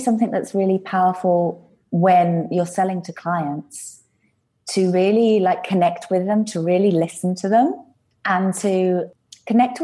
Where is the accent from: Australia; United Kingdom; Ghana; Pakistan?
United Kingdom; England; also born or lived in London / Ibiza; I'm English.